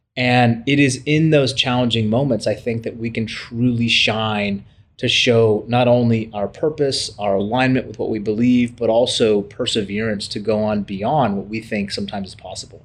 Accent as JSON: {"language": "English", "country": "United States", "said": "we as Americans"}